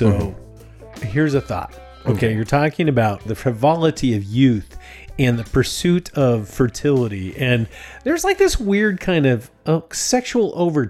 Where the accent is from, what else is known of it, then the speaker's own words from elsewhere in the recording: United States; I'm an American